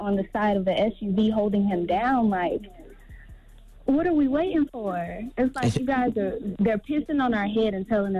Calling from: Columbia, South Carolina, United States; South Carolina, Columbia.

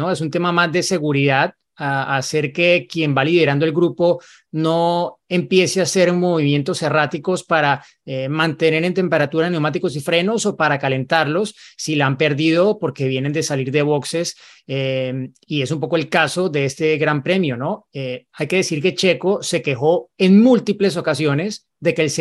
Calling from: Monterrey, Nuevo León, Mexico; Hola, formuleros. … de Monterrey, México.

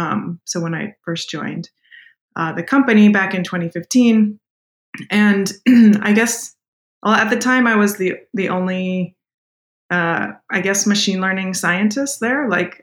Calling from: Oakland, California, United States; I'm calling in from Oakland, California in the U.S. today.

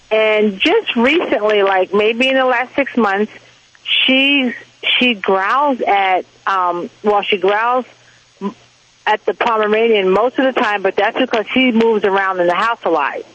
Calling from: Victorville, California, United States; I'm calling from Victorville, California.

